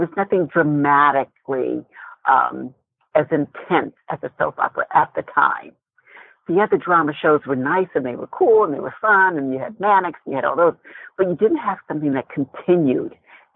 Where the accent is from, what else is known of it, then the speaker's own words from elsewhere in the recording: Indiana, United States; moved away; also born or lived in Los Angeles; I was raised in Indiana, and then we moved out to Los Angeles